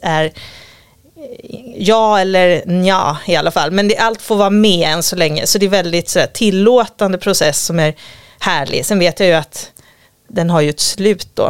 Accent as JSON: {"language": "Swedish", "region": "Gotland", "country": "Sweden", "moved": "yes", "said": "jag kommer från Gotland och så har vi en liten sommarstuga precis vid stranden som vi hade när jag var liten"}